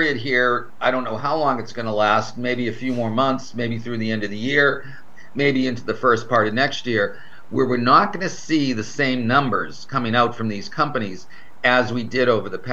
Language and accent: English; Boston, Massachusetts, United States; now in Florida, United States; I was back in my hometown